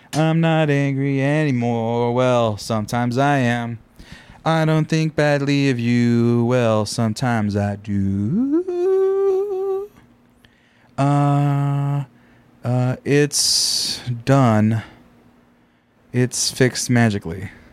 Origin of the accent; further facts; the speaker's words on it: Central Valley of California, United States; I grew up in the Central Valley of California where there's not much